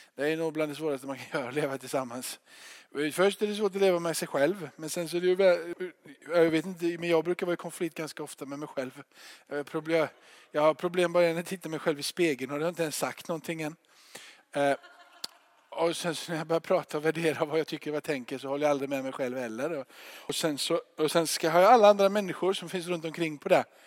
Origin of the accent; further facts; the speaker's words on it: Rottne, Kronoberg County, Sweden; now in Gothenburg, Sweden; När jag flyttade här från Göteborg ner dit när jag var tio år